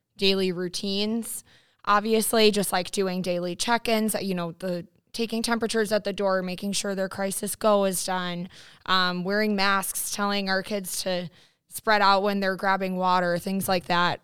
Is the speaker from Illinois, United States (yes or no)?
no; New York, United States; moved away; I am from New York originally. My family is there